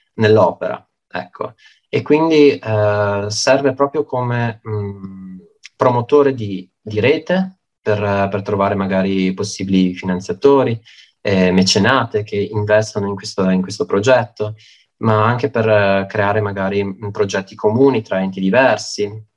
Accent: Belluno, Veneto, Italy; moved away as an adult; now in Padua, Italy; io sono beh, di nascita bellunese, sono nato a Belluno e mi sono trasferito durante l'università qua a Padova

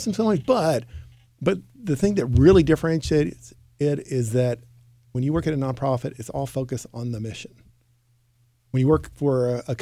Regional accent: Houston, Texas, United States; I'm actually a native Houstonian

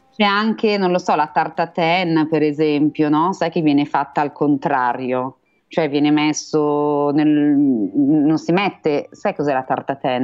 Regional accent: Milan, Lombardy, Italy; son milanese

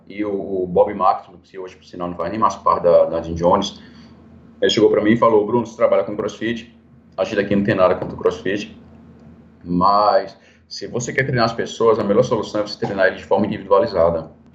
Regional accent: Recife, Pernambuco, Brazil; moved away; also born or lived in Belo Horizonte; eu acho que vou voltar para minha terra, né? Que eu sou de Recife mesmo

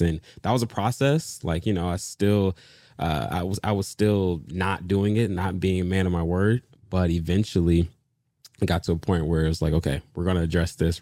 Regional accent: Detroit, Michigan, United States; moved away; also born or lived in Dallas / Los Angeles / New York City; I am originally from Detroit, Michigan

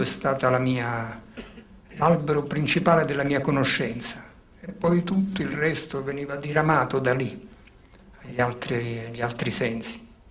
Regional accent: Naples, Campania, Italy; born or raised there; accent: Neapolitan; first language Neapolitan; moved away

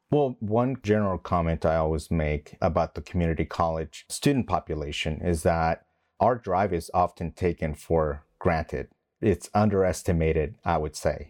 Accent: West Texas, United States; moved away as an adult; also born or lived in Mexico / Long Beach, California; I was young when my parents moved to West Texas before I joined the Marine Corps.

